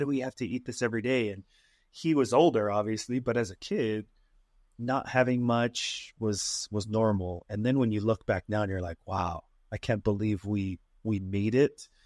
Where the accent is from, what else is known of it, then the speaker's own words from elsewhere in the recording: Utah, United States; Born and raised here in good old Utah